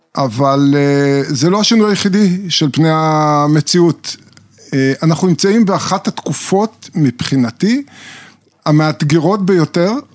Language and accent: Hebrew; Israel; אני גדלתי בקיבוץ